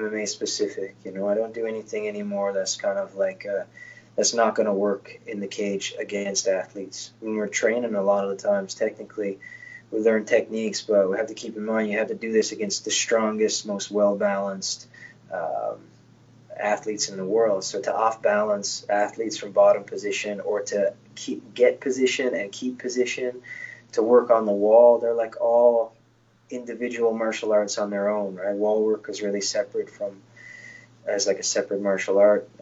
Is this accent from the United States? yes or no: no; Newfoundland and Labrador, Canada; now in Halifax, Canada; Newfoundland's my hometown that I grew up in, but my house and everything else is in Halifax, Nova Scotia